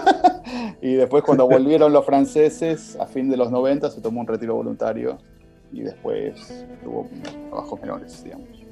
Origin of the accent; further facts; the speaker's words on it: Martínez, Buenos Aires Province, Argentina; also born or lived in La Horqueta, San Isidro; Nací, nací en Martínez, donde viví los primeros cinco años de mi vida